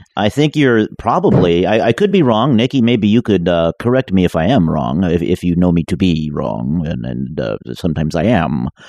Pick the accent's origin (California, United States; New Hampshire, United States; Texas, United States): California, United States; Bay Area; now in Southern California, United States; I'm from the Bay Area